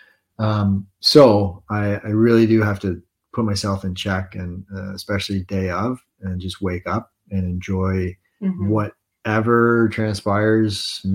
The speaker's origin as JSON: {"language": "English", "town": "Englehart", "region": "Ontario", "country": "Canada", "tie": "born or raised there", "moved": "yes", "said": "we just came back from a trip up north to my hometown of Englehart"}